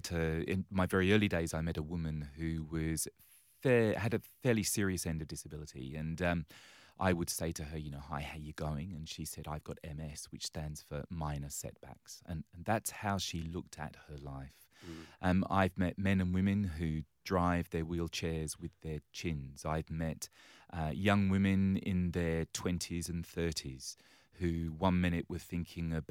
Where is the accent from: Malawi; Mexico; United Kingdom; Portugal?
United Kingdom; England; now in Australia; yes, you, you might pick from my accent